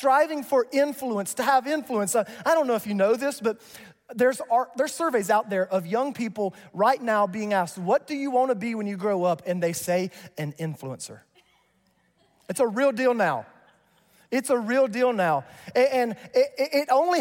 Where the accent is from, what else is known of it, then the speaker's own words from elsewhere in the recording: North Carolina, United States; I grew up in North Carolina in this small little church, and we had deacons